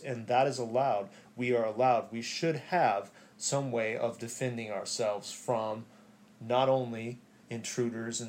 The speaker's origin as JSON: {"language": "English", "country": "United States", "also_born_or_lived": "Hawaii", "said": "I'm American. I live in America, even though it's Hawaii, which is a little different than other states."}